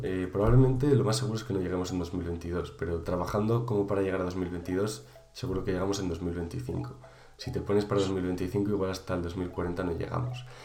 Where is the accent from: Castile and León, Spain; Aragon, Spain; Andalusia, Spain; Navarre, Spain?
Castile and León, Spain; Valladolid; yo que soy de Valladolid